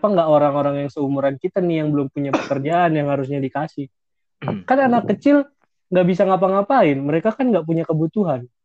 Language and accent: Indonesian; Makassar, South Sulawesi, Indonesia; Gua asli Makassar.